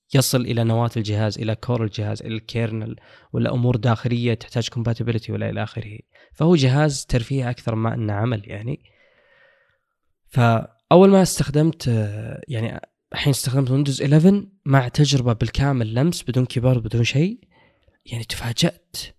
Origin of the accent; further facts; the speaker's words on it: Saudi Arabia; عندنا في السعوديه